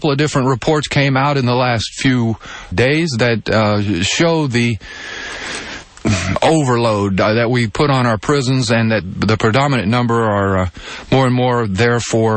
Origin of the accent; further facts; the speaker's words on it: Texas, United States; my home state of Texas